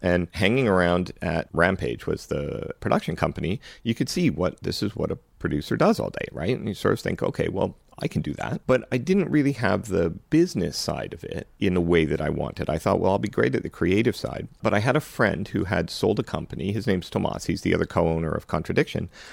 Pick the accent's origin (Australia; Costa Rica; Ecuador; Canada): Canada; also born or lived in Vancouver / Los Angeles; I came back to Canada because I'm a Canadian